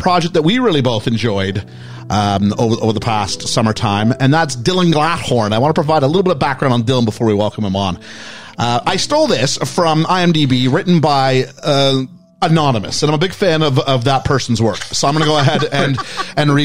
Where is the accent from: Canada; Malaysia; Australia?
Canada; also born or lived in Phoenix, United States; now in United Kingdom; I'm Canadian